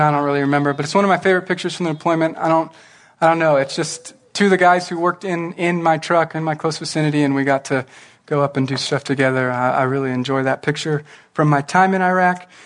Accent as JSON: {"language": "English", "town": "Norwalk", "region": "California", "country": "United States", "tie": "born or raised there", "said": "I grew up in a small town called Norwalk"}